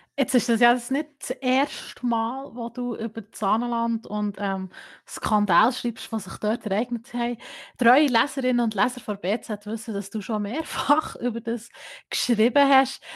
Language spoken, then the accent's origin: German; Gstaad, Bern, Switzerland; moved away as an adult; ich bin gebürtige Gestaderin, muss man hier kurz sagen. Ich habe 18 Jahre lang dort gelebt und bin dann für das Studium eigentlich nach Bern umgezügelt.